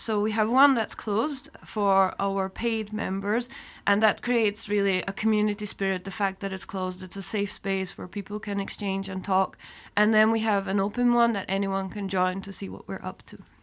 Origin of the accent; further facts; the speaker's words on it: Scotland, United Kingdom; moved away as an adult; also born or lived in Edinburgh / Atlanta, United States; now in Luxembourg; I was born in Scotland